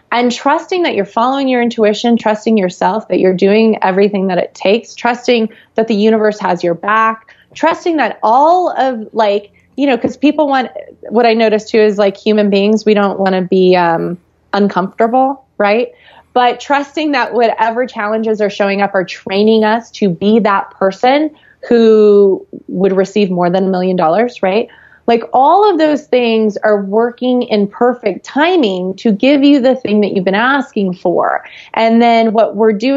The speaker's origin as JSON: {"language": "English", "region": "Florida", "country": "United States", "tie": "born or raised there", "said": "I grew up in Florida"}